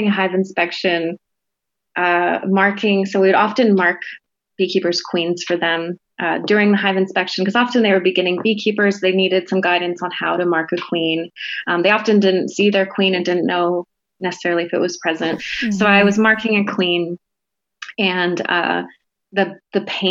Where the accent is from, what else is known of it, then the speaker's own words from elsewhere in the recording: Hawaii, United States; growing up in Hawaii, hadn't really gotten to see the other islands. I had pretty much just been on the Big Island.